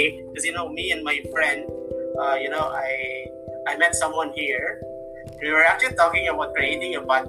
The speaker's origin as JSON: {"language": "English", "country": "Philippines", "said": "I'm from the Philippines."}